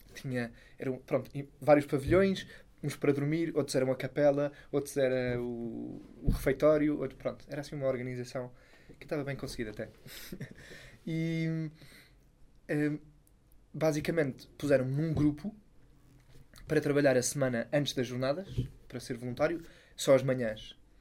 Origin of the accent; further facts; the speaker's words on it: Sintra, Lisbon, Portugal; lá em Sintra, de onde eu sou